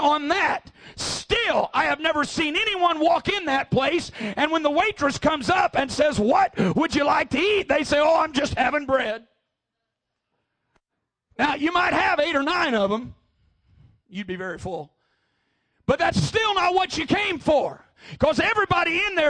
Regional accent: Missouri, United States; born or raised there

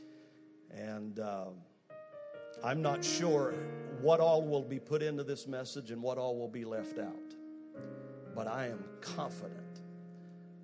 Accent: the South, United States; I'm from the South

